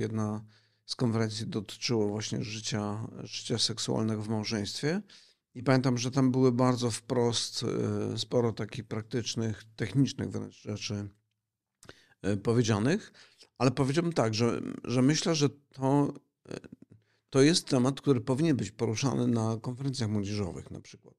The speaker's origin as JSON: {"language": "Polish", "region": "Silesian Voivodeship", "country": "Poland", "said": "Bo ja pochodzę ze Śląska."}